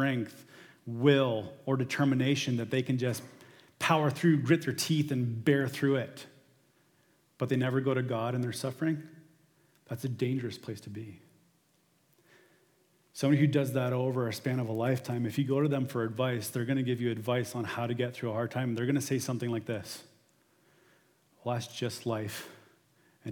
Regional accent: St. Thomas, Ontario, Canada; We're from St. Thomas

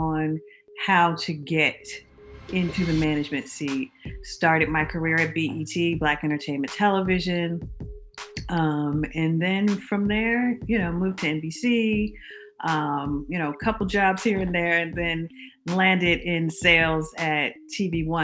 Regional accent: New Jersey, United States; as a little girl growing up in New Jersey

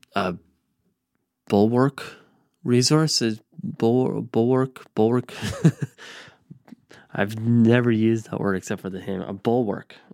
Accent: Lindsay, Ontario, Canada; myself and so many others that grow up in Lindsay

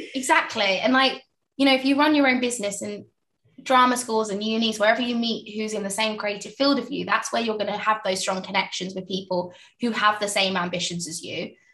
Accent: Essex, East of England, United Kingdom; also born or lived in East London / South London; now in London, United Kingdom; i was born in East London, raised in Essex, you know, in a little village

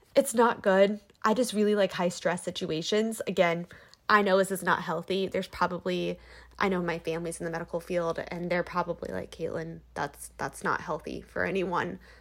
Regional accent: Indiana, United States; moved away as an adult; also born or lived in Ohio / Michigan; now in California, United States; I'm from Indiana originally, but recently I moved across the country to California

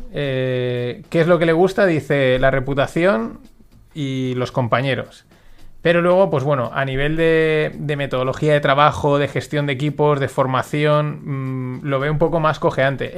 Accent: Valencia, Valencian Community, Spain; Nosotros somos de Valencia y somos una ciudad grande

